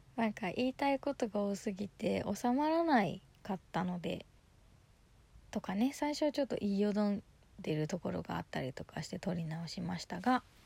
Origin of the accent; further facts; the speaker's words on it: Yokohama, Kanagawa, Japan; 地元横浜でのライブ